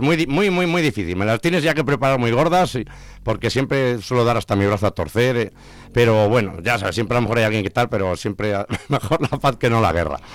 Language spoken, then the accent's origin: Spanish; Zamora, Castile and León, Spain; also born or lived in London; el paisano zamorano